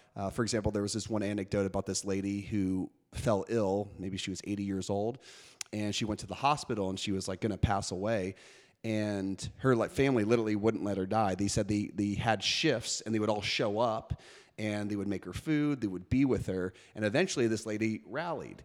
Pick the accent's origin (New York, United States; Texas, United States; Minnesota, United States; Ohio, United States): New York, United States; New York City; I grew up in New York City